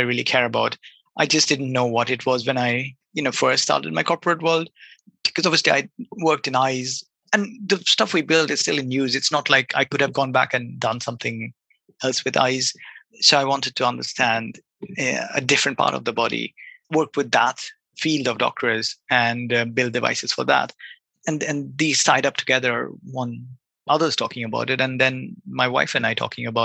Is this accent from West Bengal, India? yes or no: yes; Kolkata, West Bengal, India; moved away as an adult; also born or lived in Bath, United Kingdom; I grew up in Calcutta, which is a pretty big city in India